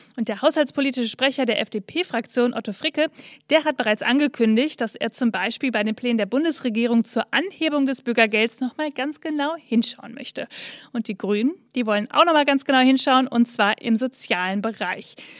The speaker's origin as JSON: {"language": "German", "town": "Bielefeld", "region": "North Rhine-Westphalia", "country": "Germany", "said": "ich komme aus Bielefeld, Nordrhein-Westfalen"}